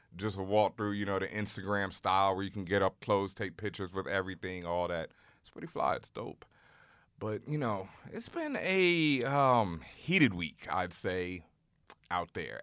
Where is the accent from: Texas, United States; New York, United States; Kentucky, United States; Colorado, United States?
Texas, United States; Houston; moved away as an adult; I grew up in Houston